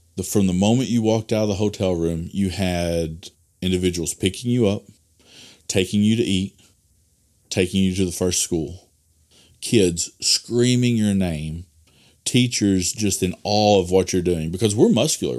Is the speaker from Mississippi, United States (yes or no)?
no; Delaplaine, Arkansas, United States; I pastored at Delaplane, which is my hometown